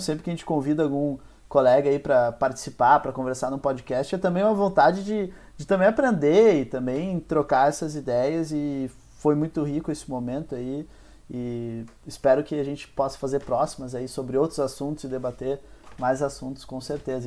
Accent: Porto Alegre, Rio Grande do Sul, Brazil; also born or lived in Ipê, Rio Grande do Sul; o bairro que eu morei mais tempo aqui em Porto Alegre foi a Vila Nova.

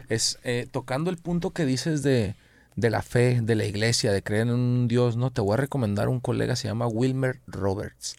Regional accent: Guadalajara, Jalisco, Mexico; yo también soy de Oblatos

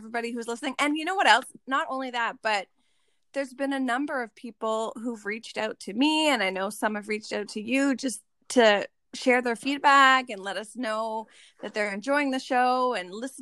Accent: Ottawa, Ontario, Canada; now in Nova Scotia, Canada; I grew up in Ottawa

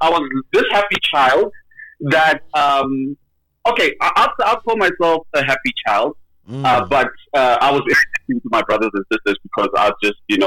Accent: Middelburg, Mpumalanga, South Africa; Born in Middleburg in 1988

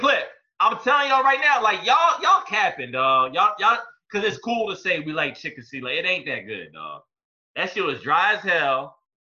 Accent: Hampton, Virginia, United States; I'm from Hampton

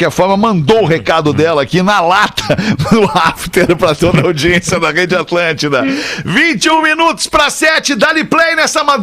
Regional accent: Pelotas, Rio Grande do Sul, Brazil; now in Joinville, Brazil; pra Joinville, sou de Pelotas e escuto Pretinho Deus da, da adolescência ali

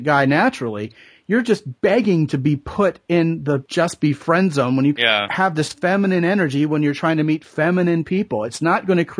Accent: Texas, United States; I'm a Texan

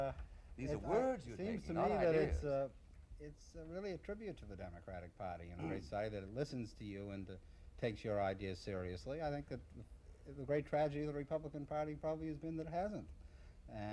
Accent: Massachusetts, United States; Massachusetts, which is where I come from

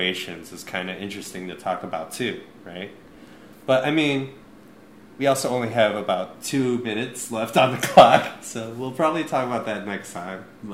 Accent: Midwest, United States; both of us growing up in the Midwest

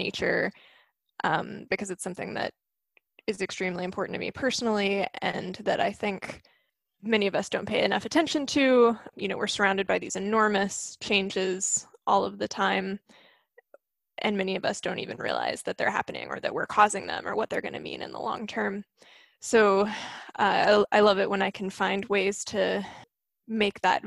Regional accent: Maryville, Tennessee, United States; moved away as an adult; now in Seattle, United States; I grew up in Maryville, right next to the Smoky Mountains.

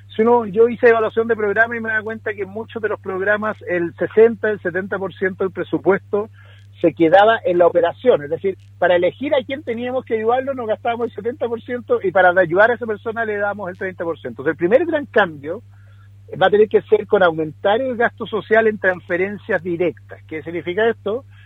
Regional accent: Puerto Montt, Los Lagos, Chile; Mira, yo soy de Puerto Montt, entonces soy de Puerto Montt

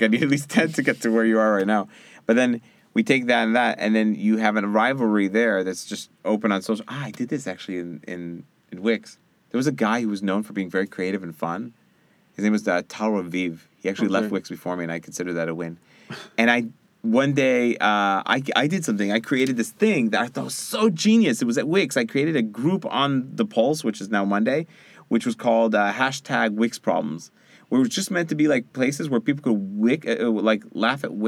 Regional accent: New York City, New York, United States; I'm from Brooklyn. I'm a Jew from Brooklyn

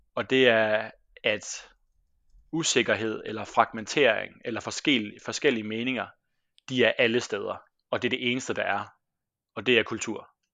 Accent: Denmark; moved away as an adult; also born or lived in Squamish, British Columbia, Canada / Copenhagen, Denmark; now in Trondheim, Norway; jeg er jo fra Danmark

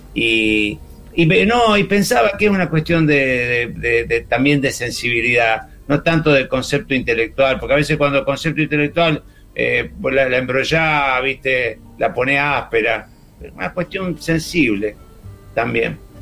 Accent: Santa Fe, Argentina; tengo 64 años, soy de Santa Fe, estoy criado en una generación

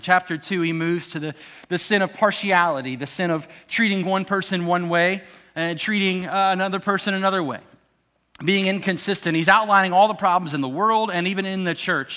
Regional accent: outside of Memphis, Tennessee, United States; I grew up outside of Memphis

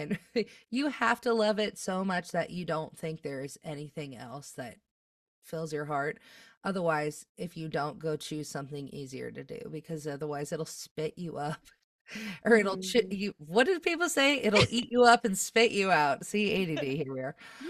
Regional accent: Midwest, United States; I feel like as a Midwesterner, you can probably relate to this.

